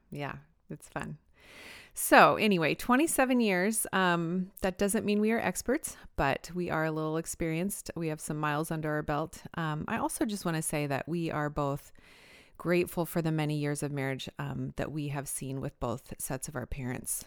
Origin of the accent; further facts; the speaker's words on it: Fremont, Nebraska, United States; moved away as an adult; also born or lived in Illinois / Michigan; my hometown here in Fremont, Nebraska